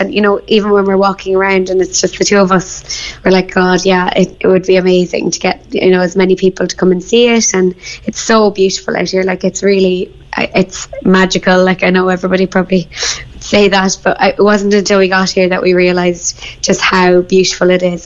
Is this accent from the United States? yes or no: no; Bandon, Munster, Ireland; moved away as an adult; also born or lived in London; I'm from Bandon